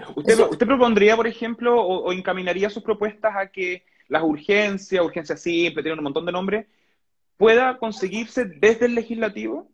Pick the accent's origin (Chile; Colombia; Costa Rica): Chile; Coyhaique, Aysén; soy de Coyhaique